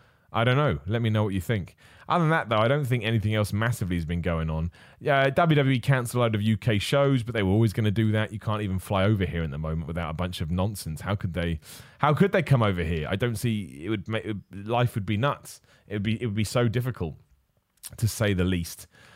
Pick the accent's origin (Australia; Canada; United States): Australia; I'm also biased as I'm an Aussie and Aussie.